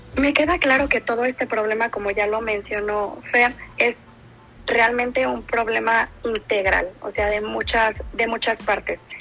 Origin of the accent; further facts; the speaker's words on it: Mexico; como mexicanos